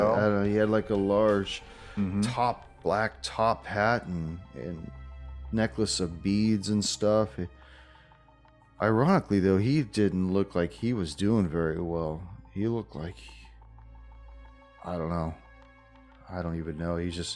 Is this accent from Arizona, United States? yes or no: yes; Arizona, United States; No, I'm from Arizona. We're just out here on vacation.